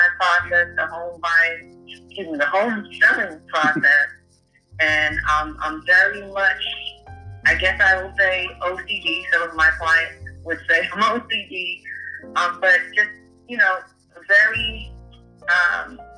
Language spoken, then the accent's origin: English; Boston, Massachusetts, United States; moved away as an adult; now in North Carolina, United States; I'm originally from Boston, Massachusetts, born and raised, and I moved out to North Carolina in 2001